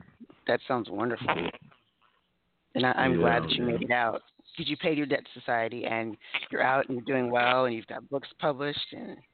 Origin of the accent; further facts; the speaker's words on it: New Orleans, Louisiana, United States; We have gumbo because I'm from New Orleans